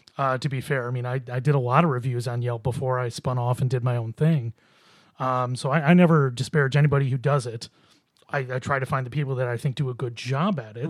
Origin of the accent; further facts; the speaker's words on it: Buffalo, New York, United States; I grew up in Buffalo myself